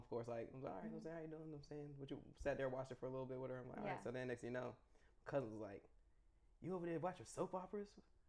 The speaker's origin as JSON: {"language": "English", "region": "the South", "country": "United States", "said": "of course I'm like from the South"}